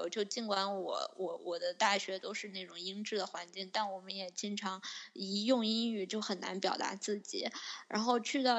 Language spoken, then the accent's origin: Chinese; China; 就只有我我我我曾经上过一个课，就只有我一个中国人，